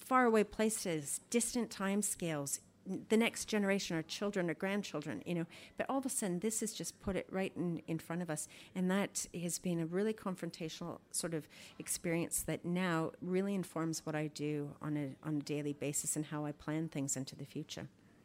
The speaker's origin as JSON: {"language": "English", "country": "Canada", "lives_now": "Australia", "said": "You know, I'm Canadian, you know, like I'm much more, I know how to survive a lot more in Canada than I do Australia, you know"}